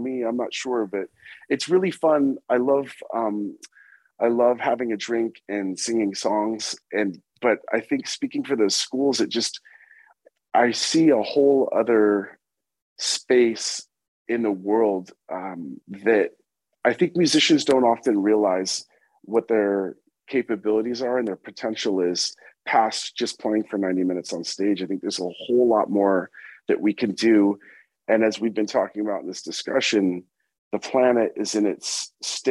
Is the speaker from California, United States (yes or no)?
yes; California, United States; moved away; also born or lived in New York; I was born in California. I've lived in New York half my life and half my life in California